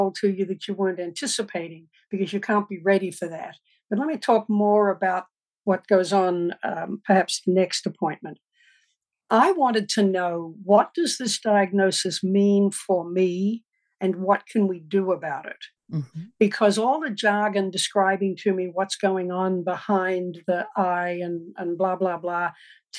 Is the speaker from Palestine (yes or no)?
no; Australia; moved away as an adult; also born or lived in Melbourne, Australia; now in United States; I grew up in Australia, rural Australia, with 6,000 sheep on a farm